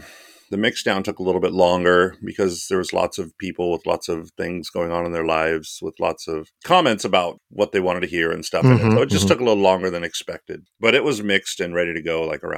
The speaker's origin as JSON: {"language": "English", "town": "Antioch", "region": "California", "country": "United States", "tie": "born or raised there", "said": "It's that whole growing up in Antioch thing."}